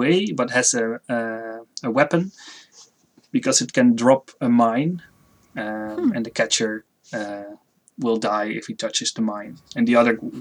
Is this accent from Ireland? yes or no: no; Netherlands; I'm from the Netherlands